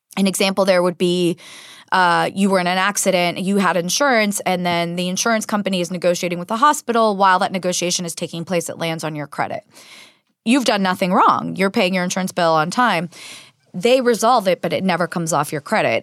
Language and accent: English; San Diego, California, United States; moved away as an adult; also born or lived in Israel / San Jose; I was actually born in Israel, but I grew up in San Diego and lived there my entire formative years from age four to eighteen